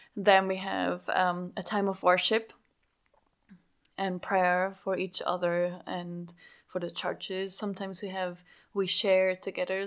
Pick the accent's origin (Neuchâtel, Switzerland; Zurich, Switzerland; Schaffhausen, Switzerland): Schaffhausen, Switzerland; English is a second language; moved away as an adult; also born or lived in France; Schaffhausen, where I grew up in Switzerland. That explains my accent, by the way.